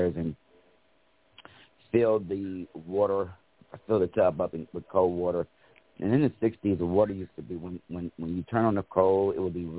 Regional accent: Cincinnati, Ohio, United States; now in Fairfield, United States; I am originally from Cincinnati, Ohio, but now living in Fairfield, Ohio

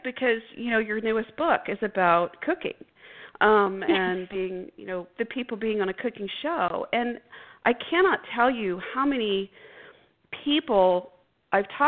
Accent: Texas, United States; I grew up in Texas and I have a lot of family from, the South and East Texas.

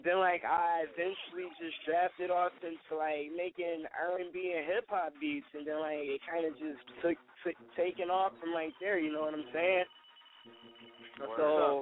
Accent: Buffalo, New York, United States; I come from Buffalo, New York.

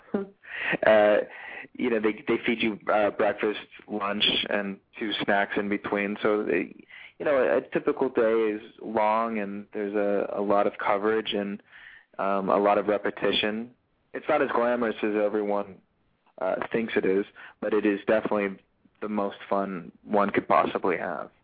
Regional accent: Los Angeles, California, United States; also born or lived in Newport Beach, California / Charleston, South Carolina; I'm born and raised in Los Angeles, California

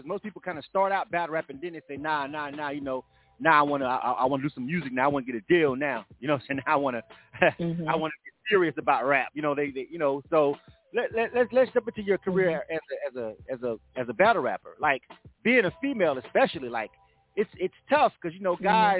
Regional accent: the South, United States; I'm from the South, more laid back

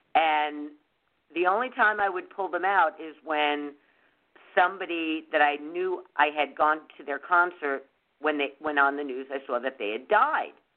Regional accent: New York, United States; moved away; growing up in New York

